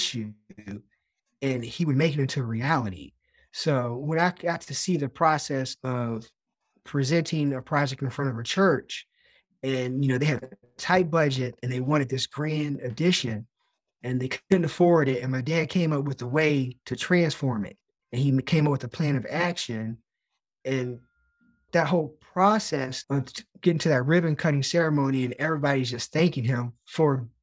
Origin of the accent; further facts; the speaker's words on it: Lynchburg, Virginia, United States; We grew up in Lynchburg, Virginia.